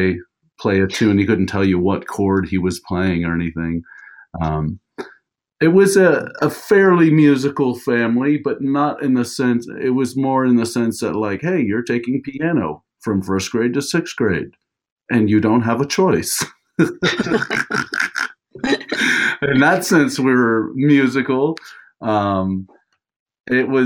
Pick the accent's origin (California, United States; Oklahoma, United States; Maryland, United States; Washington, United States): Maryland, United States; first language Portuguese; English is a second language; moved away as an adult; also born or lived in Maine / Colorado; I grew up in like suburban white Maryland